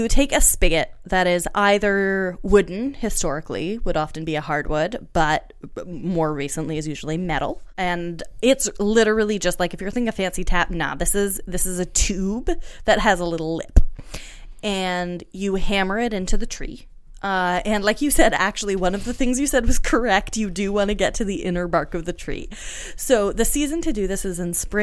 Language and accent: English; Canada; moved away; also born or lived in United States; as a Canadian who lived for a decade in the United States